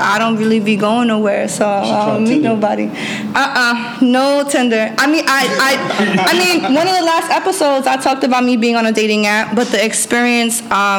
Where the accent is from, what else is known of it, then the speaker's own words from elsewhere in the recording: Yonkers, New York, United States; I'm from Yonkers.